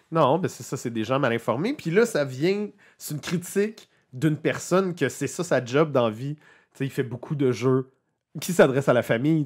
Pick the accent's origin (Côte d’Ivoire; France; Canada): Canada; Quebec; nous, ça nous touche les Québécois